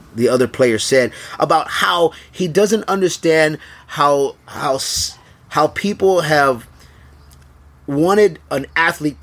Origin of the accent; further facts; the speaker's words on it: Houston, Texas, United States; also born or lived in San Antonio, Texas; I lived in Houston for almost all my life, even though I was born and raised in San Antonio